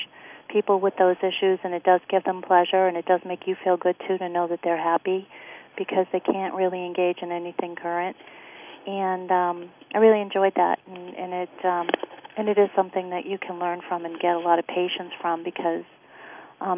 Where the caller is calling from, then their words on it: Massachusetts, United States; I'm calling from Massachusetts